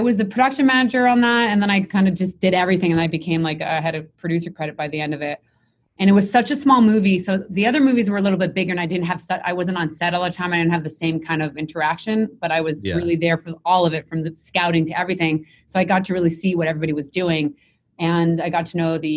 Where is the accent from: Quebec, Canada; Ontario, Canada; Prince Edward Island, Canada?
Quebec, Canada; Montreal; I'm from Montreal. So we have something called CJEP, which is 2 years of college after high school